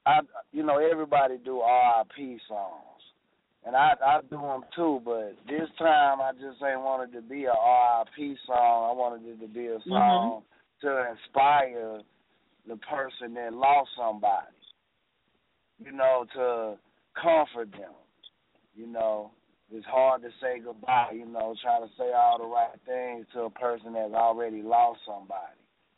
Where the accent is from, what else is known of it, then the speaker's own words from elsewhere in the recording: Chicago, Illinois, United States; moved away; I'm originally from Chicago